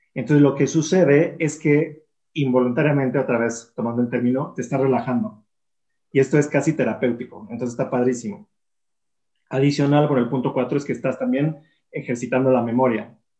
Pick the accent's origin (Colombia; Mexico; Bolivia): Mexico; Yo soy mexicano